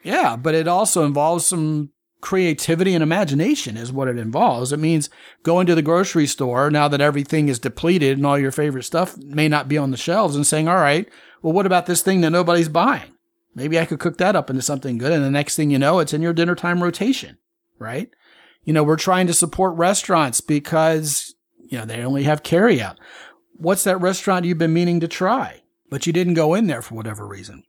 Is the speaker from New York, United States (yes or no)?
no; Baltimore, Maryland, United States; growing up in Baltimore